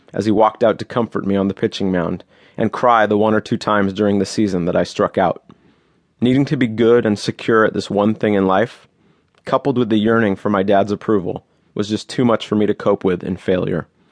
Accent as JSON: {"language": "English", "town": "Los Angeles", "region": "California", "country": "United States", "tie": "born or raised there", "said": "I grew up in Los Angeles"}